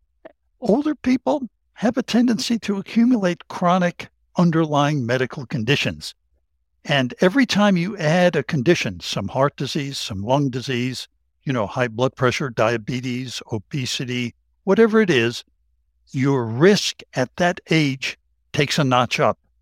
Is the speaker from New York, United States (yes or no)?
no; Tennessee, United States; that's my home state in Tennessee